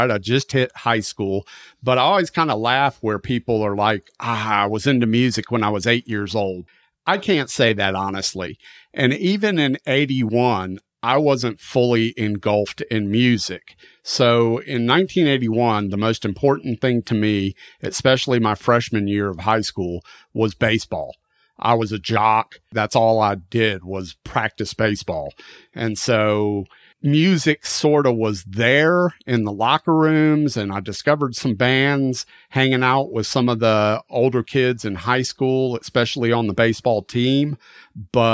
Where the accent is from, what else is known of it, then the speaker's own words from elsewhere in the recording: Florida, United States; I'm still living in my hometown in Florida